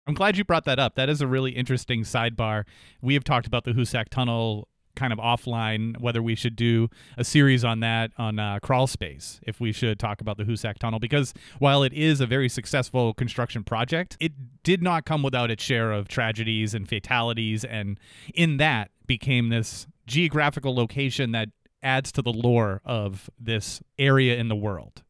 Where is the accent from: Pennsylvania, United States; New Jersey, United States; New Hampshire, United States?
New Hampshire, United States; Jaffrey; I grew up in Jaffrey, New Hampshire